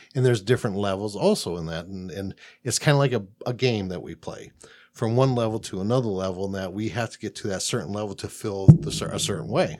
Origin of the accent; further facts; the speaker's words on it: Midwest, United States; now in Phoenix, United States; I'm from the Middle Coast.